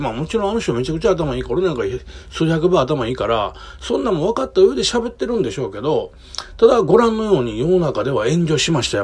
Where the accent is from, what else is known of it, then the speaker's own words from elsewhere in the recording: Kobe, Hyogo, Japan; 僕基本的に神戸のね、もうめちゃくちゃ下町で生まれ育ったんですよ。